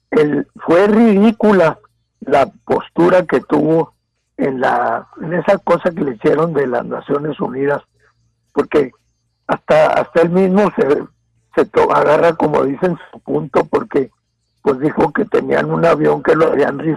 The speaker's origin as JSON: {"language": "Spanish", "country": "Mexico", "said": "la parte de ciudadanos que, que estamos en en el estado de Chihuahua, también somos mexicanos"}